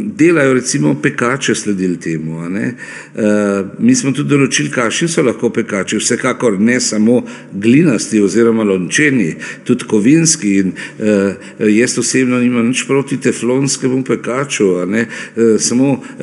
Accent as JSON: {"language": "Slovenian", "country": "Slovenia"}